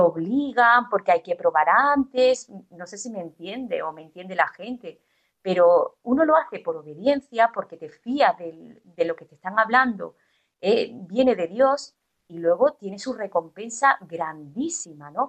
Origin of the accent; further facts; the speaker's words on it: Estepona, Andalusia, Spain; moved away as an adult; also born or lived in Sweden; now in Málaga, Spain; yo no soy de Málaga, yo soy de un pueblo, yo soy de Estepona